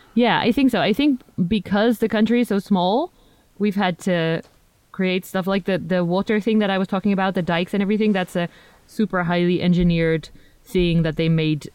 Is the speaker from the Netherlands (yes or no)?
yes; Netherlands; first language Dutch; English is a second language; also born or lived in United Kingdom; from the Netherlands